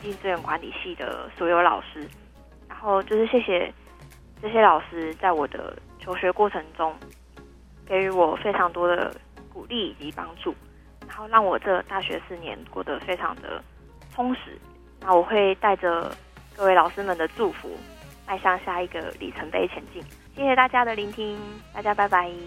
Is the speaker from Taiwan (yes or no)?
yes; Tainan, Taiwan; 因为我是台南人